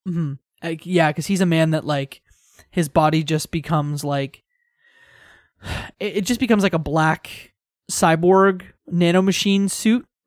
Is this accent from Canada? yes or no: yes; Tecumseh, Ontario, Canada; my hometown is actually Tecumseh, Ontario.